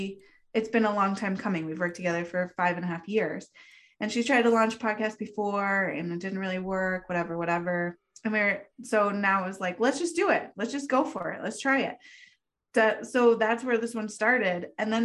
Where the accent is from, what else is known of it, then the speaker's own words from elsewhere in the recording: the West, United States; she grew up on the East Coast. I grew up in the West.